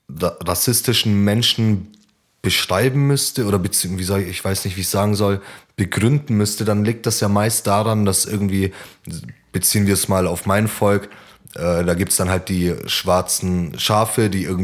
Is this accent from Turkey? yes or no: yes; Turkey; ich jetzt stolz darauf {S1} bin, Türke zu sein, dafür habe ich doch nichts geleistet.